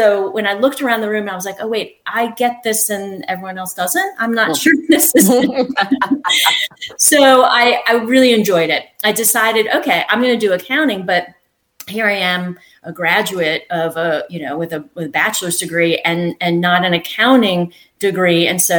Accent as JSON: {"language": "English", "region": "Maryland", "country": "United States", "tie": "born or raised there", "also_born_or_lived": "New England / Massachusetts", "moved": "as an adult", "lives_now": "Western North Carolina, United States", "said": "So, I grew up in Maryland"}